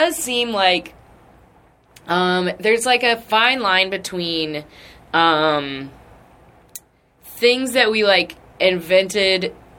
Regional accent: the South, United States; I was born and raised in the South

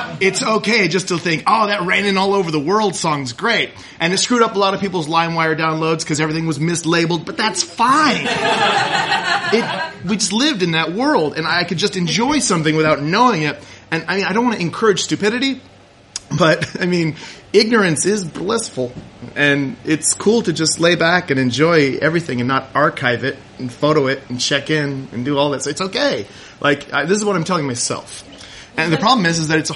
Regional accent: Kodiak, Alaska, United States; when I grew up in Kodiak, Alaska

